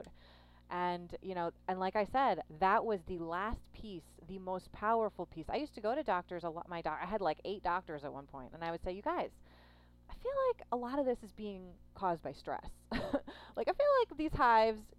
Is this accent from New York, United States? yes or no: yes; New York, United States; I'm a New Yorker